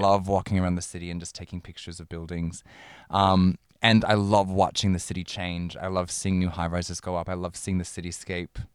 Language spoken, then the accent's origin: English; Minneapolis, Minnesota, United States; moved away as an adult; now in Melbourne, Australia; I'm from Minneapolis